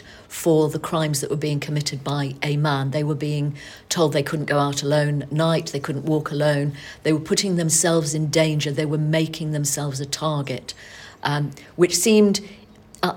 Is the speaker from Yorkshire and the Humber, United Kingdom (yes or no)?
no; Manchester, North West England, United Kingdom; moved away; I was born and brought up in Manchester moved away in 1975